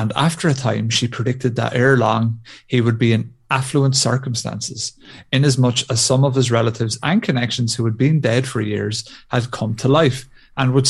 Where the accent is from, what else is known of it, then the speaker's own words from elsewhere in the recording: Ireland; being Irish